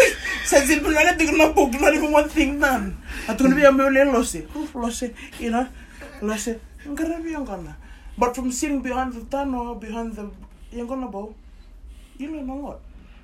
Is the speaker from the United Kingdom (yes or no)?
no; Sydney, New South Wales, Australia; I was born in Australia. Yeah. I was born in Liverpool Hospital.